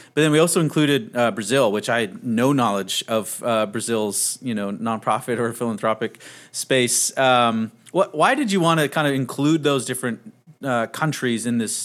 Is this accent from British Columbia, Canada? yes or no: yes; Vancouver, British Columbia, Canada; moved away as an adult; now in Texas, United States; I'm Canadian in the U.S.